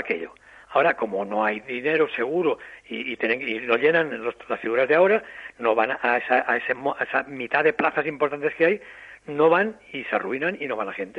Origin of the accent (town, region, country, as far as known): Castellón, Valencian Community, Spain